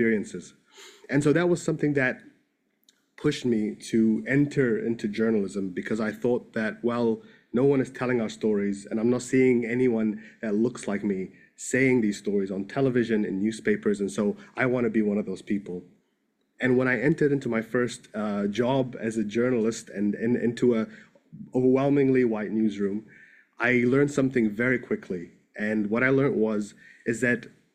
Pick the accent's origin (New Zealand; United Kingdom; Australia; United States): New Zealand; also born or lived in Egypt; I grew up in New Zealand. I was born in Egypt